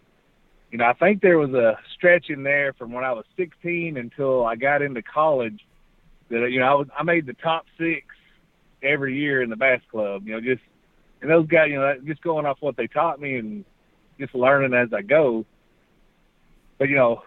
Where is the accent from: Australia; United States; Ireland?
United States; Breckenridge, Texas; I was born in Breckenridge, Texas, and I was lucky enough when I was a kid that the Breckenridge Bass Club, my grandpa is the one that took me fishing when I was a kid